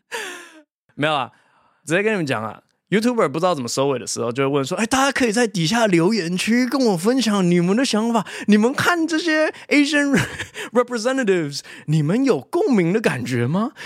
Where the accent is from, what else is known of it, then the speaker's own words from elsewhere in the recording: Taiwan; also born or lived in United States; 我是台湾出生，两岁的时候被爸妈带去美国，然后八岁快九岁的时候回台湾。从九岁之后一直在台湾长大，直到研究所的时候才又出国念书这样